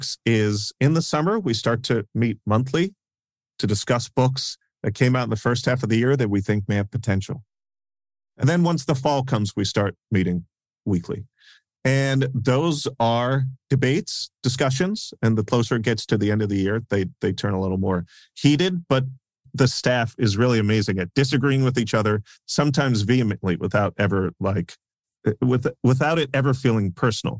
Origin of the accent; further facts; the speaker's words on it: New York City, New York, United States; growing up in New York